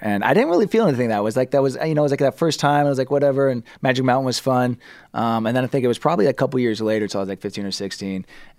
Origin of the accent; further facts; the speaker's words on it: Los Angeles, California, United States; I was, yeah. My great grandfather came here in the 30s, believe it or not, 1933.